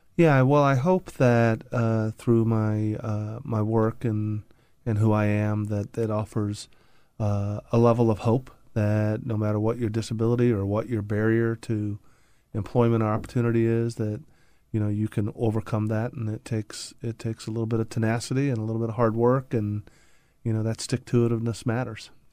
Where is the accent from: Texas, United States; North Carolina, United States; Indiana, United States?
Indiana, United States; Indianapolis; I grew up in the Midwest in Indianapolis